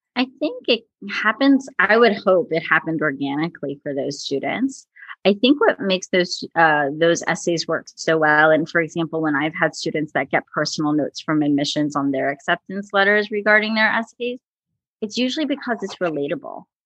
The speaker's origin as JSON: {"language": "English", "region": "New Jersey", "country": "United States", "said": "I'm from New Jersey, so we're big on diners"}